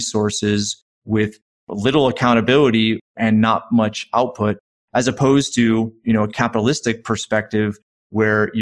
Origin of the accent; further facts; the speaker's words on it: right outside of Hartford, Connecticut, United States; I grew up right outside of Hartford, Connecticut